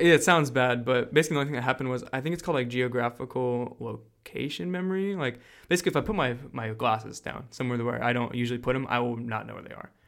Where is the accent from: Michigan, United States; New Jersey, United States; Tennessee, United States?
New Jersey, United States; also born or lived in Milford, Pennsylvania; now in Florida, United States; I'm from Jersey